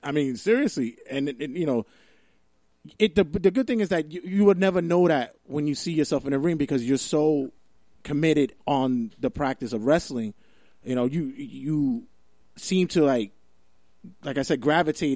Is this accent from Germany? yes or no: no; New York City, New York, United States; I'm from Brooklyn